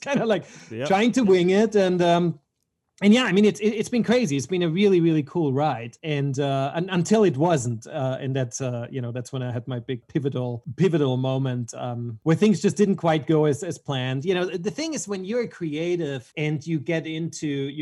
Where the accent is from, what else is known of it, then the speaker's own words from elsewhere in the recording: Vienna, Austria; moved away as an adult; also born or lived in Switzerland / Los Angeles; I was born in Vienna, Austria, and I've been there until I was about 19